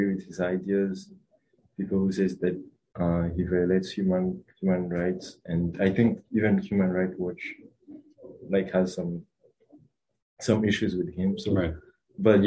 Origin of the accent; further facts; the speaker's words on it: Rwanda; moved away as an adult; now in United States; So I was born and raised in Rwanda. I came to the US in like 2020